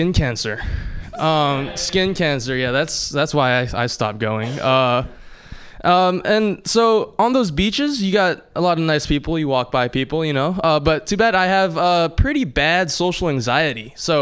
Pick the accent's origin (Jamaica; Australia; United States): United States; Hawaii; moved away; I grew up in Hawaii